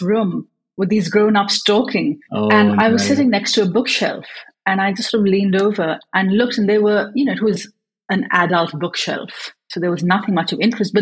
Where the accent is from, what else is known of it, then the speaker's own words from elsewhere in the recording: Karachi, Sindh, Pakistan; first language English; I was growing up in Pakistan, but English was my first language.